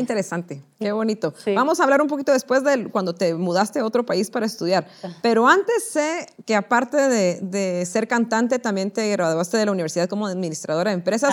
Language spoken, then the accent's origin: Spanish; Guatemala; nosotros como guatemaltecos